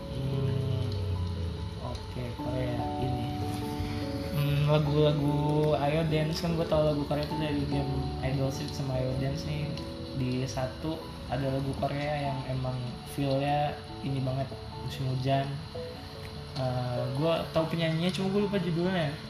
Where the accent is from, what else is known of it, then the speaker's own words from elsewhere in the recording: South Tangerang, Banten, Indonesia; Kita mah orang Betawi